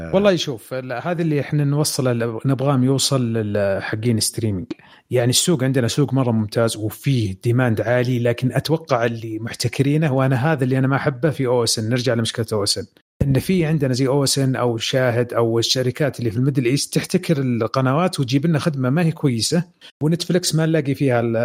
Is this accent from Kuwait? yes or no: no; Saudi Arabia; عندنا في السعوديه